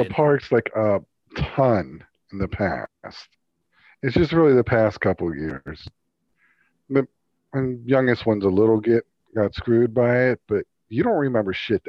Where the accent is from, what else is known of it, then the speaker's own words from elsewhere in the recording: Colorado, United States; Like I'm from Colorado and it was like being back home.